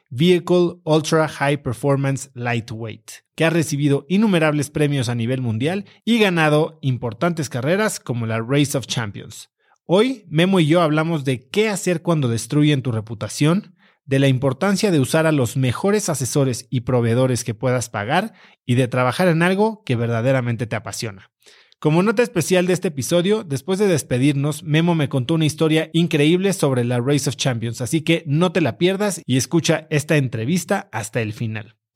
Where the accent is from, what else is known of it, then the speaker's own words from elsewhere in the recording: Mexico; Y creo que como mexicanos siempre estamos buscando ser el 100%